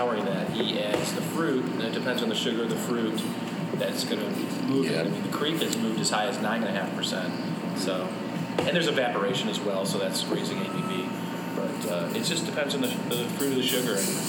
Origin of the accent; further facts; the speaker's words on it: Chicago, Illinois, United States; I'm from Chicago.